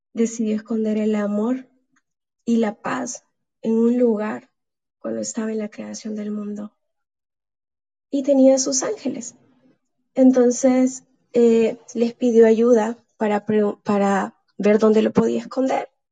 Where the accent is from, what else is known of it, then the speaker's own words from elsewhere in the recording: El Salvador; acá al Salvador, de donde yo soy originaria.